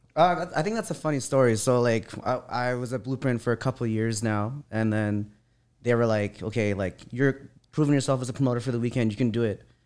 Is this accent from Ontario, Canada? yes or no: no; Vancouver, British Columbia, Canada; I grew up in Vancouver